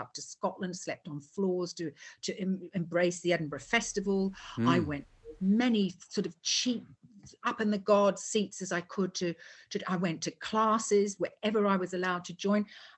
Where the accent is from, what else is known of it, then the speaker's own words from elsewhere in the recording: Netherlands; moved away; also born or lived in New Zealand; I'm from Holland originally.